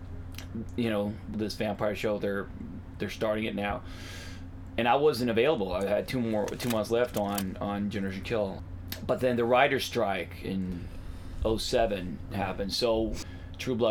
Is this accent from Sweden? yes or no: yes; Stockholm, Stockholm County, Sweden; moved away; I grew up in South Stockholm